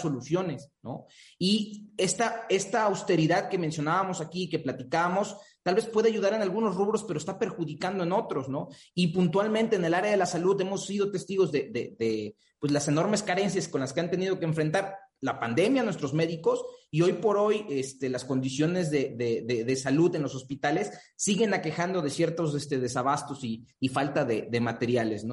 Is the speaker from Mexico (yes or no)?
yes; Mexico; nuestro país